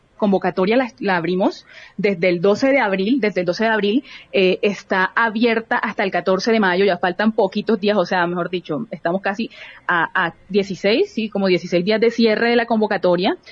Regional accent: Barranquilla, Atlántico, Colombia; soy una mujer barranquillera

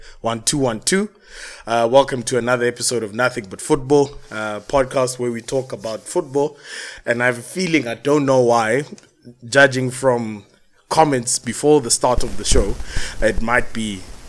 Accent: South Africa

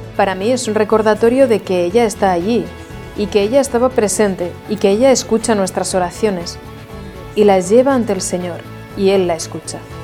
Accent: Jacksonville, Florida, United States; soy de Jacksonville, Florida, Estados Unidos

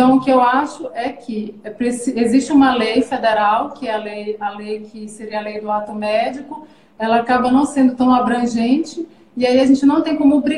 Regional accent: Amazonas, Brazil; born there; now in Pará, Brazil; eu nasci, na verdade, no Amazonas, mas já moro no Pará desde 1990

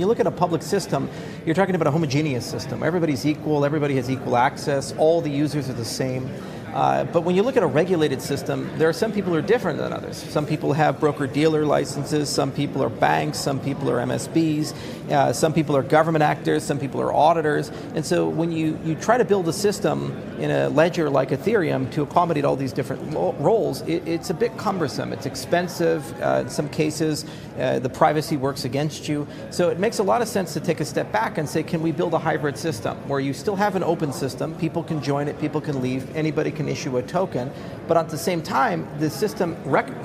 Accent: Hawaii, United States; I was born in Hawaii.

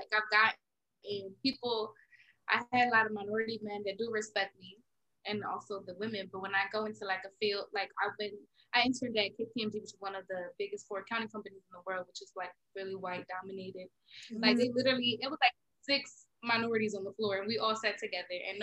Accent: Philadelphia, Pennsylvania, United States; I grew up in North Philly

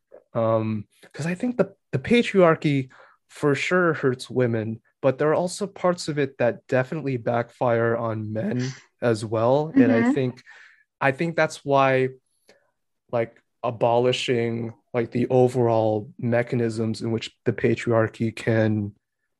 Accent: New Hampshire, United States; I grew up in New Hampshire and I was just the Asian kid.

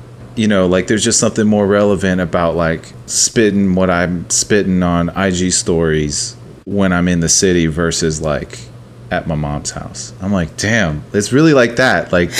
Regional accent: Dallas, Texas, United States; now in Atlanta, United States; I'm from Texas. I know that because I grew up in Dallas

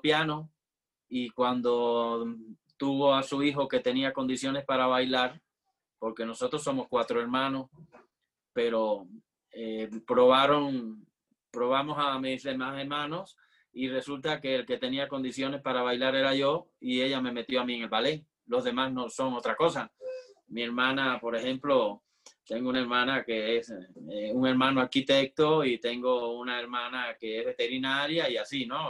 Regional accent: Havana, Cuba; moved away as an adult; now in Mexico; yo nací en La Habana, en Cuba, y estudié en la Escuela Nacional de Arte de, Cuba

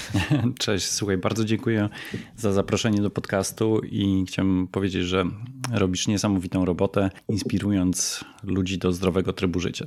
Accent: Poland

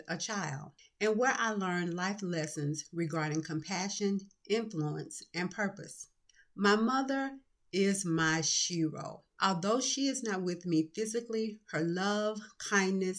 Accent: Atlanta, Georgia, United States; Growing up in Atlanta, Georgia, with my parents and sister

